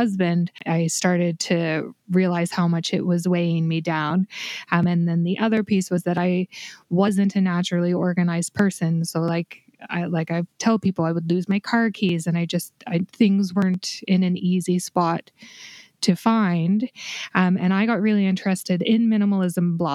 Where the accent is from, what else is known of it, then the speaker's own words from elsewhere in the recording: Canada; my home country of Canada